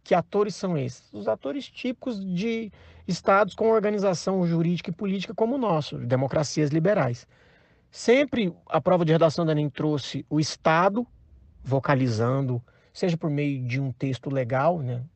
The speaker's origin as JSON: {"language": "Portuguese", "town": "Goiânia", "region": "Goiás", "country": "Brazil", "said": "eu sou de Goiânia"}